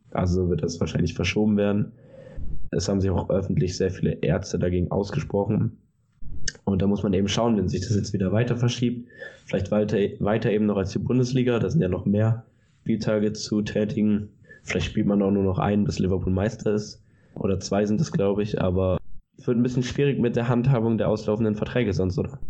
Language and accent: German; Germany; bei uns in Deutschland